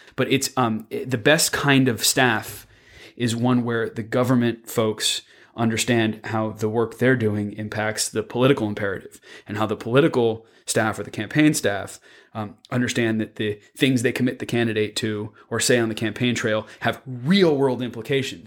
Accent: Palo Alto, California, United States; moved away; back home where I'm from, 'cause I'm from Palo Alto

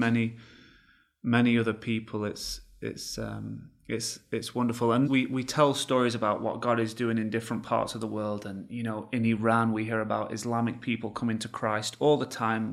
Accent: England, United Kingdom; now in United States; I come from England. I didn't grow up knowing the Lord. I now live in, in America.

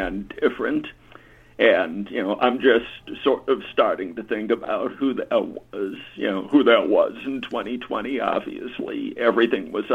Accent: Washington, District of Columbia, United States; I grew up in Washington, D.C.

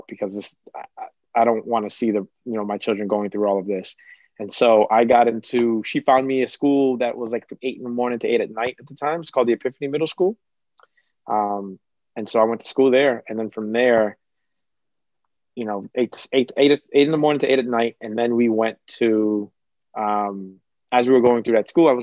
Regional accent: Boston, Massachusetts, United States; first language Cape Verdean Creole; English is a second language; I grew up in a time in Dorchester where violence was like rising

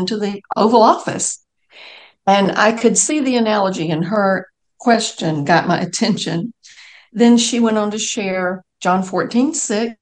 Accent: Macon, Georgia, United States; I grew up in Macon, Georgia

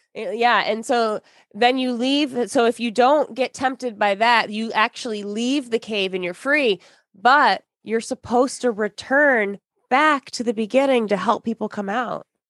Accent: Michigan, United States; I grew up in Michigan.

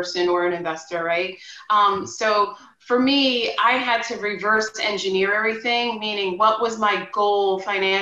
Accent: Long Island, New York, United States; I'm born and raised on Long Island in New York

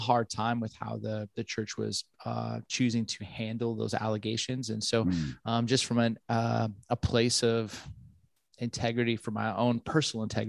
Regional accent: Ventura County, Southern California, United States; moved away as an adult; also born or lived in Grand Rapids, Michigan; I grew up in Southern California, Ventura County between Malibu and Santa Barbara

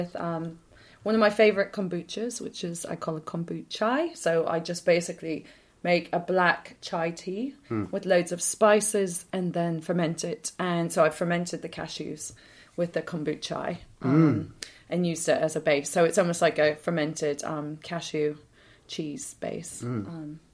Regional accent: United States; moved away; growing up in the States

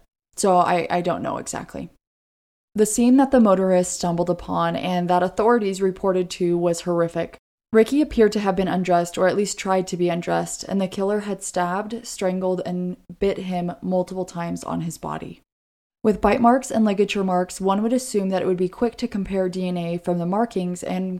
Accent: Oregon, United States; I am from Oregon.

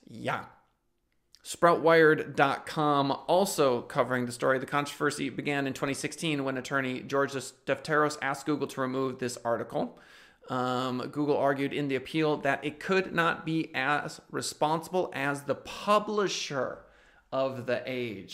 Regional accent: United States; I'm an American

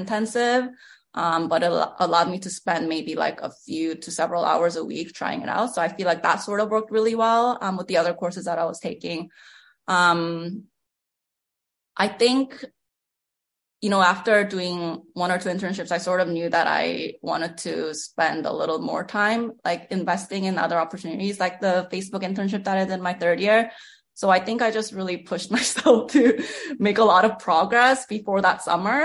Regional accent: Canada; moved away as an adult; I'm a Canadian, so I was considered an international student

